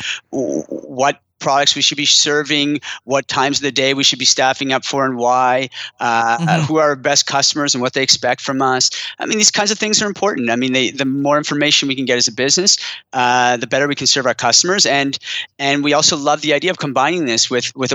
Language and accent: English; Ottawa, Ontario, Canada; moved away; also born or lived in Montreal / Boston; I'm from Ottawa originally. I lived in Montreal a long time and a brief stint in Boston in the US while I was at David's Tea, but moved back to Ottawa with my family